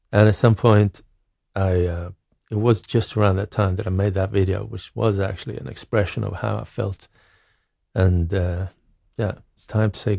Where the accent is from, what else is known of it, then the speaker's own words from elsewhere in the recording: Norrköping, Östergötland, Sweden; moved away as an adult; also born or lived in Greece / Norway; I grew up in Norrköping, which is a, a medium sized town in Sweden. It, it's a nice town, but it's not like Stockholm or any like big, big city